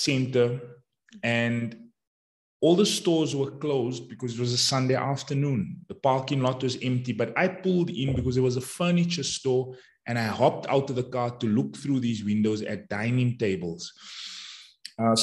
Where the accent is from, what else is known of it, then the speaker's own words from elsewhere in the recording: Johannesburg, Gauteng, South Africa; I'm from Johannesburg, South Africa, and I'm a mindset coach